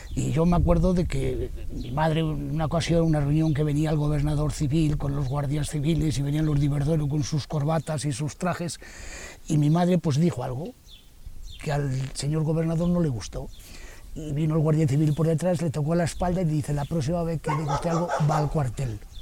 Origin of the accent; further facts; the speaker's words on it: Argusino, Castile and León, Spain; los argusino seamos una familia